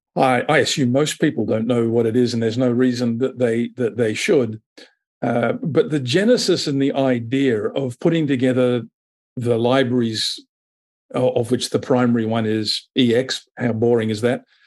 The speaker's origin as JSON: {"language": "English", "country": "Australia", "tie": "born or raised there", "also_born_or_lived": "Europe / United States", "moved": "yes", "lives_now": "Asia", "said": "I'm based in Asia. I'm Australian by birth. I've had the pleasure of living in, in Europe and the U S"}